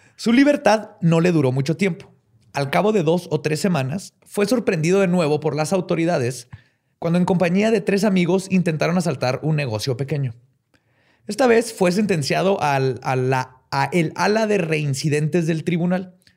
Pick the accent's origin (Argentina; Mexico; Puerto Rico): Mexico; Somos mexicanos